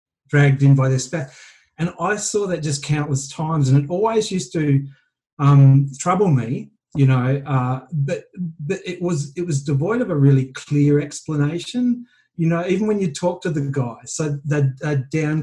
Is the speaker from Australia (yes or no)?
yes; Australia; now in Vancouver, Canada; being an Aussie expat